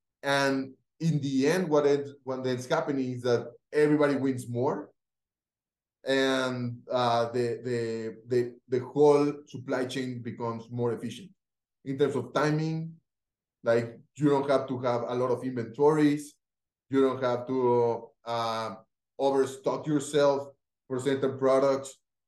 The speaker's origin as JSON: {"language": "English", "town": "Cali", "region": "Valle del Cauca", "country": "Colombia", "tie": "born or raised there", "second_language": "English", "said": "Felipe, Juan Martin, they are from my hometown in Cali. We all went to study to school together with the founders from Rappi"}